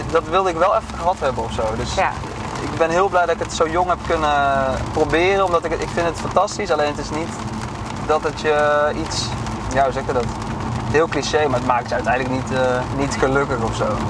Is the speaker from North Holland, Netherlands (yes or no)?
no; Drunen, North Brabant, Netherlands; Ik kom uit Drunen, een dorp in Brabant